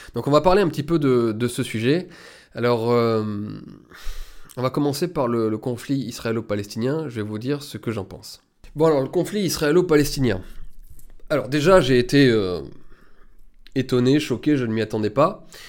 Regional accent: France; en tant qu'Européen, en tant que, en tant que Français

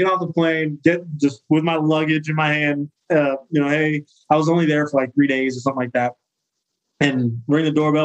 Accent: Sacramento, California, United States; moved away as an adult; I'm from Sacramento, West Coast

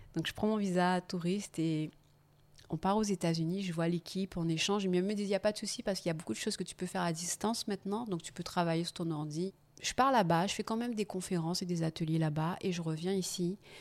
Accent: Guadeloupe; moved away; also born or lived in England; Je rentre chez moi en Guadeloupe

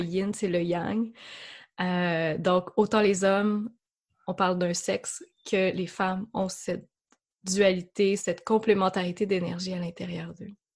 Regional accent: Quebec, Canada; accent: Québécois; J'habite, euh, comme vous le devinerez par mon accent, amie française, au Québec, euh, dans une région qui s'appelle l'Estrie.

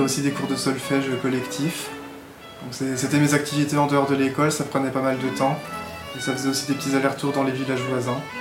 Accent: Alsace, Alsatian Vosges, Grand Est, France; also born or lived in Troyes; j'ai grandi en Alsace, dans un village de montagne, dans un village de quelques centaines d'habitants, dans les Vosges alsaciennes.

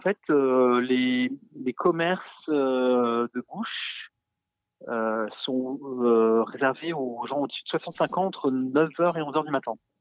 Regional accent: France; moi, en tant que Français

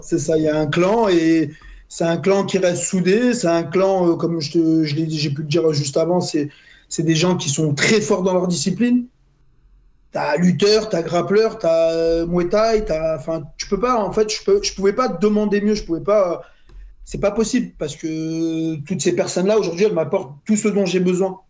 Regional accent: Lyon, Auvergne-Rhône-Alpes, France; je suis de Lyon

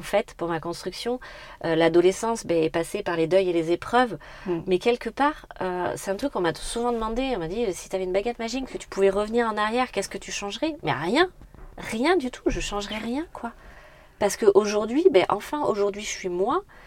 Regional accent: Brignac-la-Plaine, Nouvelle-Aquitaine, France; also born or lived in Brive-la-Gaillarde; Alors moi, j'ai grandi à Brignac-la-Plaine, donc plutôt dans le sud de la Corrèze

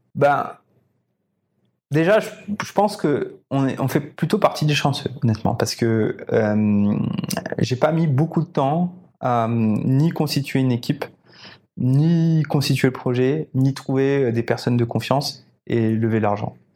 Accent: Réunion; j'ai été élevé ici à La Réunion et j'ai tout fait jusqu'à ce que j'ai 20 ans

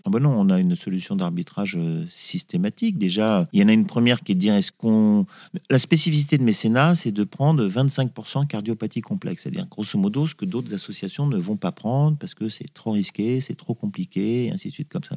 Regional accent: Corsica, France; mais on est corse à la base

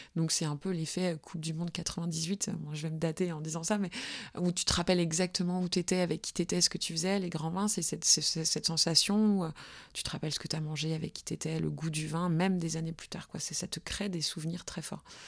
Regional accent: Burgundy, Bourgogne-Franche-Comté, France; je viens de Bourgogne. Mes parents étaient vignerons en Bourgogne, mais pas euh, la Bourgogne qui fait briller les yeux, la Bourgogne de tout en bas, euh, dans les Hautes-Côtes

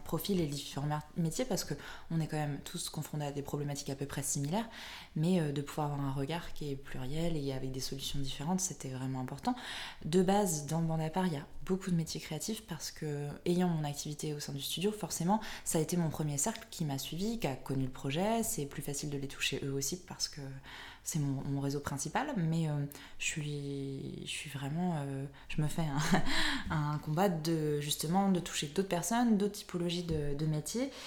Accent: Brittany, France; je suis bretonne

